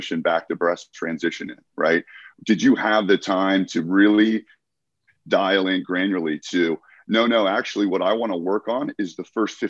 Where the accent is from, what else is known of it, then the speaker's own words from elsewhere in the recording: United States; I competed in my home country